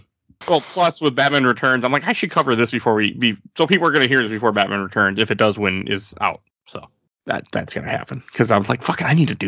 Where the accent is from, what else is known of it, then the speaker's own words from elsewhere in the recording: Milwaukee, Wisconsin, United States; I come from Milwaukee